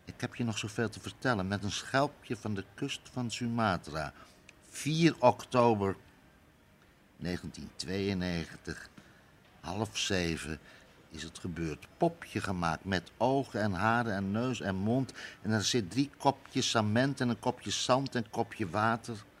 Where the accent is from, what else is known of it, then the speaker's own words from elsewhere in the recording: Amsterdam, North Holland, Netherlands; Ik kom zelf uit Amsterdam-West, maar dan ben ik echt geboren